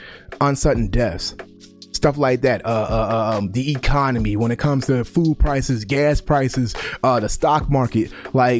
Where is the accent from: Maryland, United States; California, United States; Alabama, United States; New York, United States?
Maryland, United States; Baltimore; I grew up in Baltimore